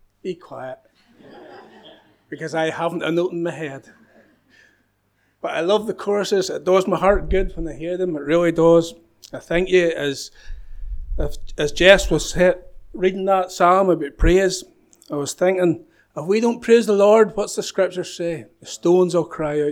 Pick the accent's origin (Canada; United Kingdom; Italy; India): United Kingdom; Northern Ireland; growing up in the Troubles in this wee country